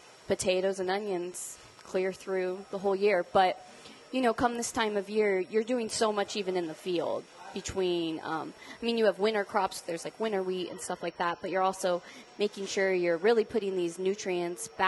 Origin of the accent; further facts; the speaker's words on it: LaSalle, Colorado, United States; I grew up in LaSalle, which is 3,000 people.